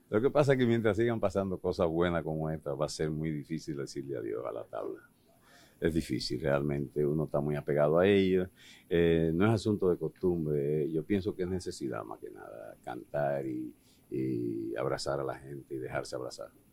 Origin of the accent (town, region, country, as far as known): Dominican Republic